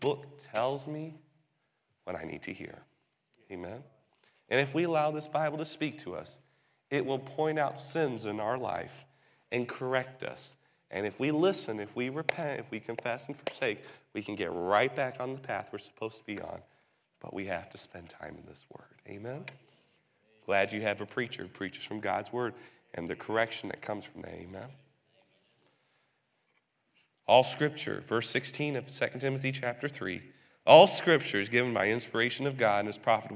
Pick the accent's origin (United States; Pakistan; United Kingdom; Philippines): United Kingdom; England; moved away; Growing up in England